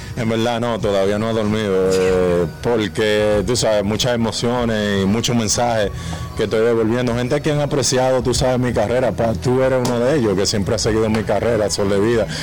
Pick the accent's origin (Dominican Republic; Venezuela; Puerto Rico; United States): Dominican Republic; mi pueblo dominicano